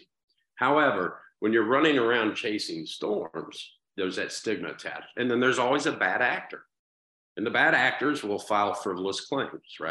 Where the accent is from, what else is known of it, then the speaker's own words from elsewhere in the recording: Dayton, Ohio, United States; right in my hometown